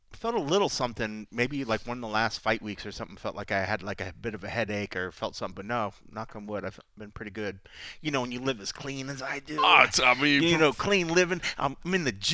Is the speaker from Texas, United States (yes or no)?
yes; Texas, United States; I grew up in Texas